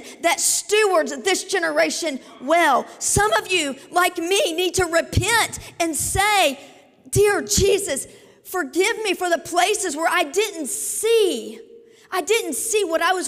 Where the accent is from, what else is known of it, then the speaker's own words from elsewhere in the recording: Southern Indiana, United States; also born or lived in Kentucky / Tulsa; I was born in Kentucky, raised here in Southern Indiana